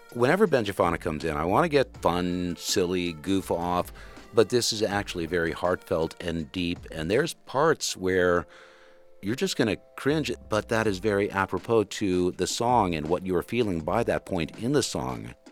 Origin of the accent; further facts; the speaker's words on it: Western Kentucky, United States; I'm from Western Kentucky, so it's, if you don't order iced tea, it's sweet tea